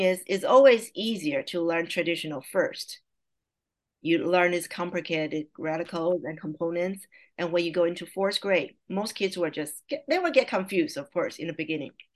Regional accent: Taiwan; first language Mandarin Chinese; English is a second language; moved away as an adult; now in California, United States; I was born and raised in Taiwan, and I came to the I came to the States at age 31 to attending a college

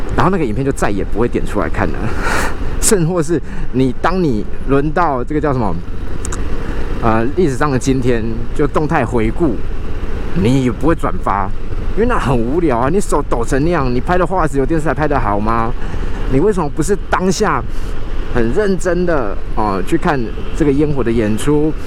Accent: Kaohsiung, Taiwan; 所以从小呢，我们就在高雄长大

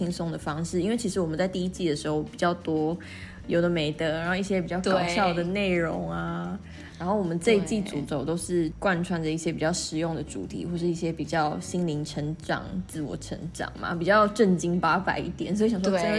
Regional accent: Kaohsiung, Taiwan; also born or lived in Northern Taiwan; 因为大家都知道我跟小朵其实从去年底就已经搬回高雄，搬回南部了。嗯，对，所以其实对我来讲，这真的是一个蛮大的人生的转变嘛。因为在北部其实前前后后也住了将近十年的时间

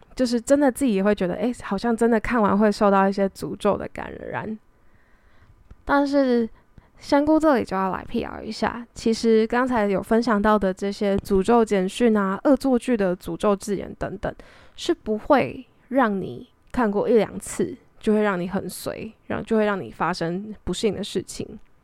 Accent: Taiwan; 就毕竟我在台湾长大

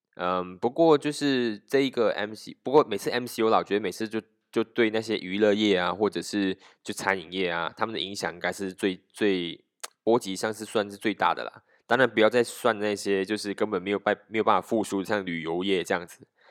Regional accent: Malaysia; 我们马来西亚人

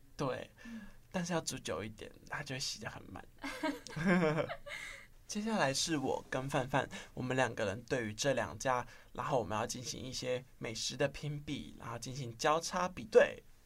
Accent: Miaoli County, Taiwan; moved away as an adult; also born or lived in Yangmingshan, Taipei; now in Taipei, Taiwan; 我本身是苗栗人，然后就是上来台北养米山之后，读书

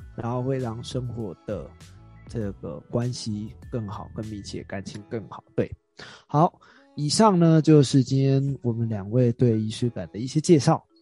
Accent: Taiwan; 我们台湾人

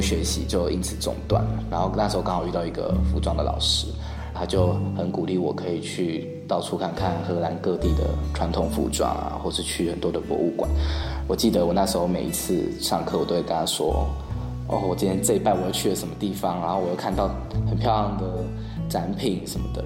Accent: Tainan, Taiwan; 我来自台南，然后我过去毕业于台北艺术大学剧场设计系，主修服装设计，然后我研究所开始在南艺大纤维组学习当代艺术

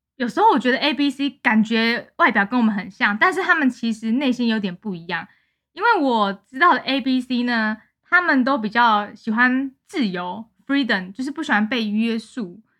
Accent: Taiwan; moved away; 我台湾人啊

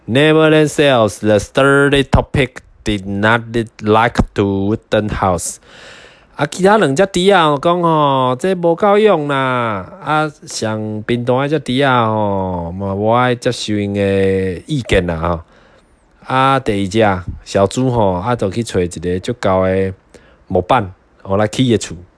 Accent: southern Taiwan, Taiwan; moved away; 我是南部人嘛，所以来北部一定会有一些文化上的体验

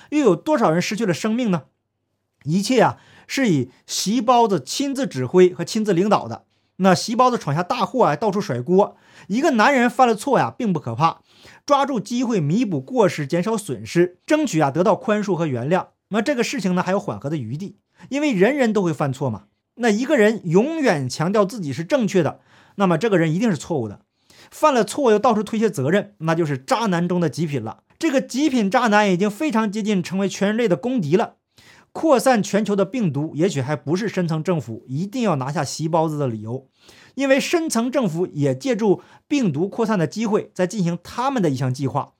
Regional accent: Northeast China, China; accent: Northeastern (Dongbei) dialect; 用我们东北话来讲

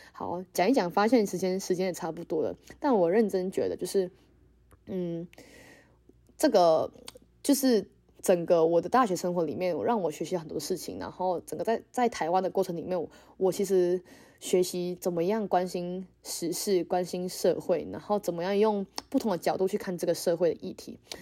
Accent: Malaysia; now in Taiwan; 对我们马来西亚人来说

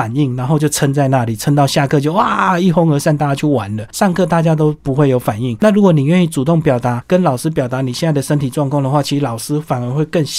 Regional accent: Taiwan; 不像我们台湾人啊。

